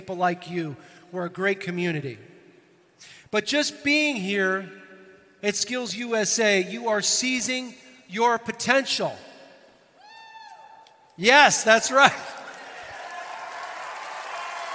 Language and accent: English; Northern Ireland, United Kingdom; I'm hailing from Northern Ireland